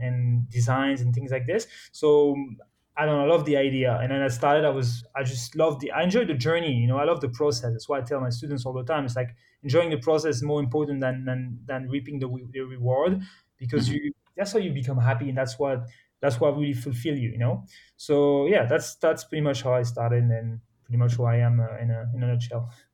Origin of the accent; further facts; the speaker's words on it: Morocco; moved away; also born or lived in France / United States / Spain / Switzerland; I was born and raised in Morocco, but I'm actually French